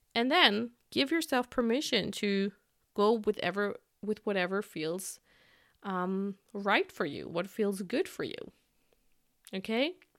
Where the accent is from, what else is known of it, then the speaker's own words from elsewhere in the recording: Germany; I'm from Germany